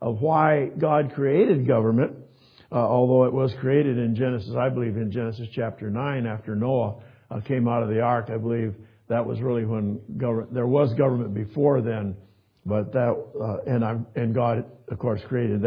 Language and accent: English; Kalamazoo, Michigan, United States; moved away; Kalamazoo. That's where I was born and raised